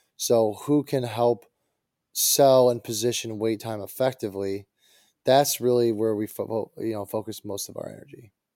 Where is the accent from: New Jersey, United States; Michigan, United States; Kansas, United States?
Michigan, United States; Detroit; I'm from Detroit